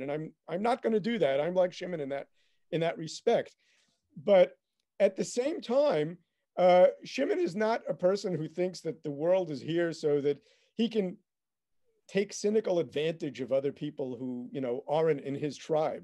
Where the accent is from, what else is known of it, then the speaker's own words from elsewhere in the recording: United States; moved away as an adult; now in Israel; I, I grew up in America